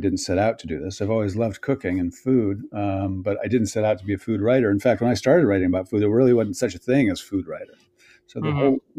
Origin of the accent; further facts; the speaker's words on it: Cleveland, Ohio, United States; born there; I was born in 1963 in Cleveland, Ohio.